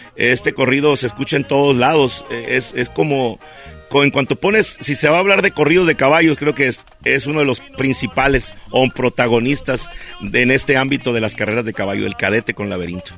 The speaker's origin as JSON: {"language": "Spanish", "town": "Ciudad Obregón", "region": "Sonora", "country": "Mexico", "tie": "born or raised there", "said": "Somos de esa área en Ciudad Obregón, Sonora, el sur del estado. Ahí nacimos, ahí crecimos"}